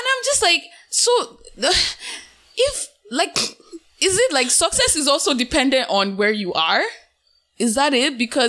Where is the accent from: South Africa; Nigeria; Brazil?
Nigeria; now in Canada; as a Nigerian in the diaspora